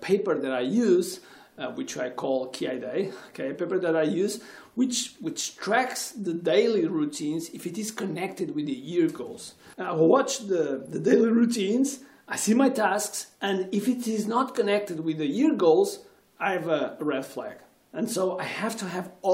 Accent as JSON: {"language": "English", "country": "Portugal", "said": "I'm from Portugal and I consider myself as a world citizen"}